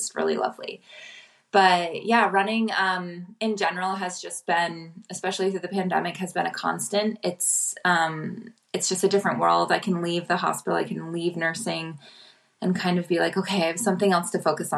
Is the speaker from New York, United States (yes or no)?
yes; Upstate New York, United States; born or raised there; moved away as an adult; now in Philadelphia, United States